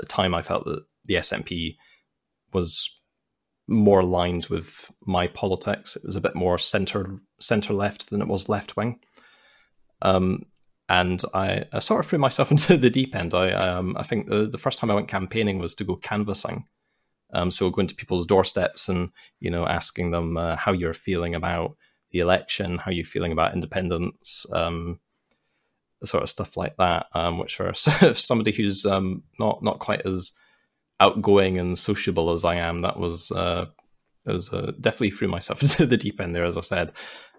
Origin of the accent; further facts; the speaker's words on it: Scotland, United Kingdom; Scotland, but we're more of a centre-left to left-leaning country.